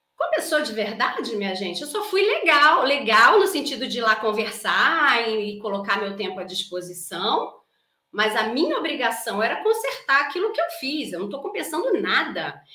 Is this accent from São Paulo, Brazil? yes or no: no; Rio de Janeiro, Brazil; accent: carioca; não é um S, é um X, porque eu sou carioca. Então eu falo Carlas